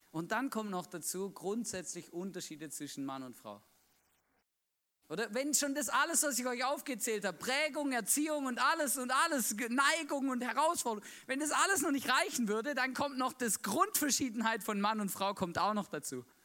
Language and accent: German; Baden-Württemberg, Germany; Ich bin mit einer Schweizerin verheiratet, ja? Ich bin Schwabe